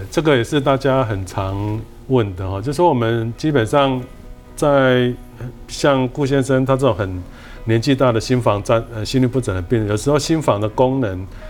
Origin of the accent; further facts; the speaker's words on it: Taiwan; 我们台湾人